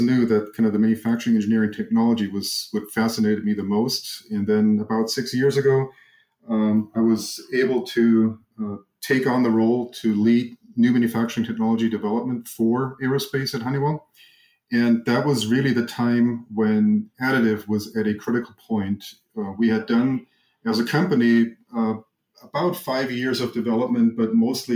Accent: Germany; moved away as an adult; now in Arizona, United States; I grew up in Germany, went to school in Germany

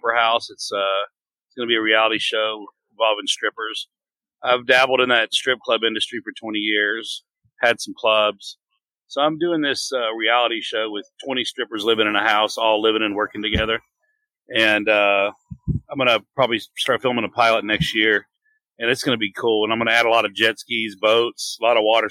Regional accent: Dallas, Texas, United States; also born or lived in Oklahoma; I'm pretty much from Dallas, Fort Worth

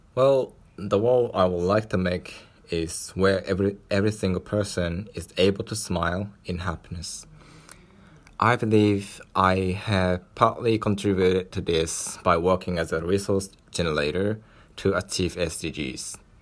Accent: Japan; I was born in Japan and raised with a set of decent social capitals

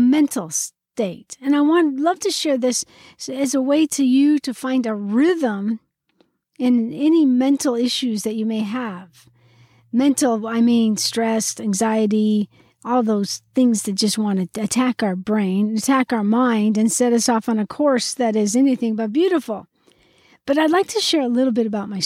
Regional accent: Spokane, Washington, United States; also born or lived in Yakima, Washington; when we moved from Yakima to Spokane, one of my main things that my dad was looking for was a home on the golf course or near the golf course.

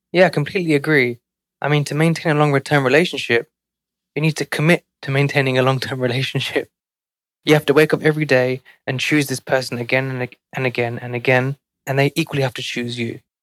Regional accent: London, United Kingdom; now in New York City, United States; growing up in one of London's most financially

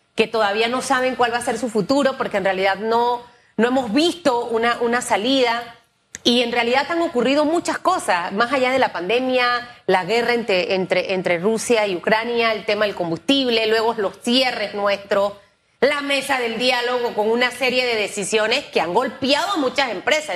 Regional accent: Panama; como panameña y como periodista

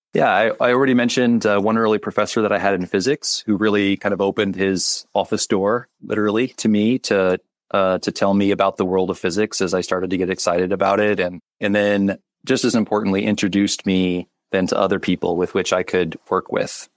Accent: Kansas, United States; moved away as an adult; now in Chicago, United States; I'm originally from Kansas. I uh, I did my undergraduate at the University of Kansas in Lawrence, which was only about 40 minutes from where I grew up

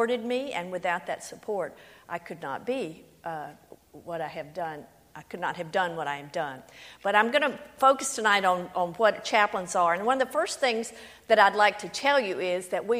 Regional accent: Louisiana, United States; I am from Louisiana. That is the accent

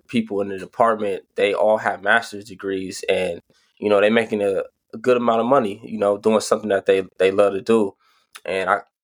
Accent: Pasadena, California, United States; Pasadena, California

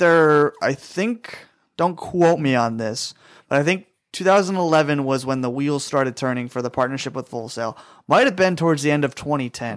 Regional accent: Glens Falls, New York, United States; my hometown of Glens Falls, New York.

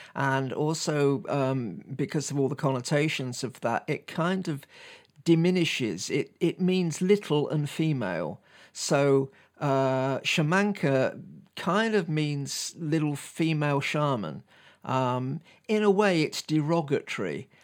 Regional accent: United Kingdom; me being a Brit

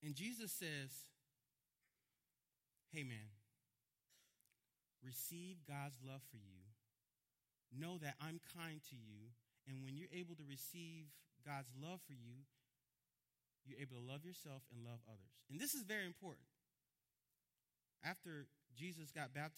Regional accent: Miami, Florida, United States; I'm from Miami

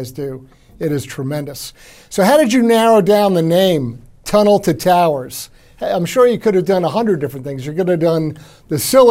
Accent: Long Island, New York, United States; I'm a native New Yorker myself. I was born and raised out on Long Island

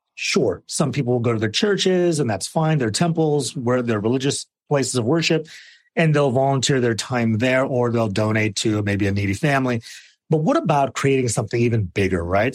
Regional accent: Arizona, United States; I grew up in Arizona

